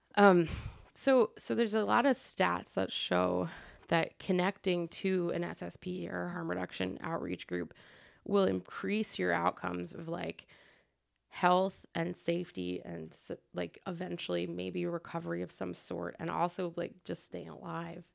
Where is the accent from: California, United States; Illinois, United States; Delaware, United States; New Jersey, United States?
New Jersey, United States; Trenton; moved away as an adult; also born or lived in Iowa City; now in Quad Cities, United States; I'm from Trenton, which is, like, forty minutes away from Philly